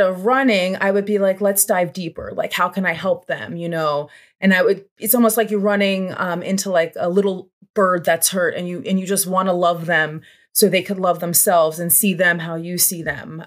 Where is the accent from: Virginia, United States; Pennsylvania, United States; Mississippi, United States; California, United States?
Pennsylvania, United States; Levittown; I grew up in Bucks County, Pennsylvania, more specific to that Langhorne, Levitt Town, P